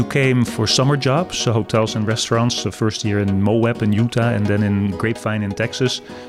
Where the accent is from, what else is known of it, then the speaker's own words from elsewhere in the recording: Netherlands; accent: Dutch; my accent is Dutch.